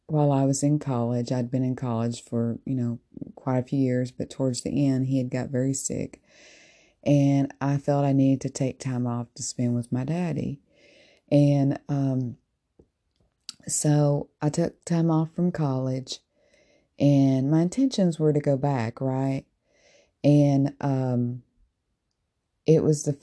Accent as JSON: {"language": "English", "region": "Tennessee", "country": "United States", "tie": "born or raised there", "said": "As I was growing up as a little girl, I sang with my family in a Southern gospel group. And I'm originally from Tennessee"}